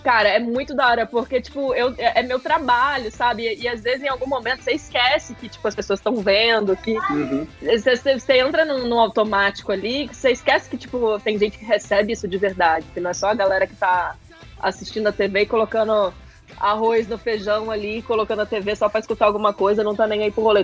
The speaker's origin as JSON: {"language": "Portuguese", "region": "interior of Minas Gerais", "country": "Brazil", "said": "eu sou do interior de Minas"}